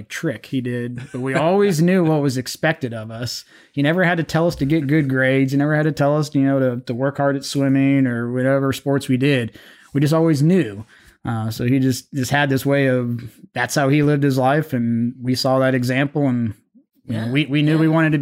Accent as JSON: {"language": "English", "town": "Middletown", "country": "United States", "tie": "born or raised there", "said": "growing up in Middletown, we actually grew up in Lake Forest"}